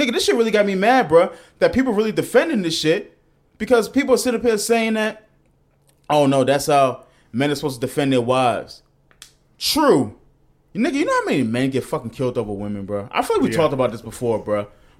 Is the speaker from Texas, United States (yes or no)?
yes; Texas, United States; That's just how I roll. I'm from Texas.